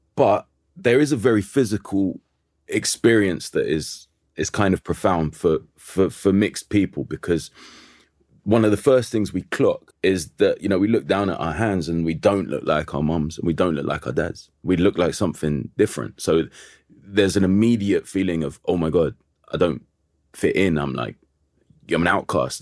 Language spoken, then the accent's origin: English; London, United Kingdom; I'm from Kilburn